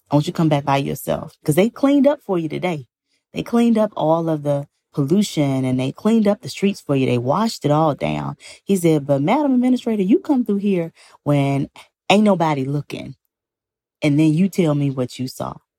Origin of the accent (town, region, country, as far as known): Greenville, Mississippi, United States; born or raised there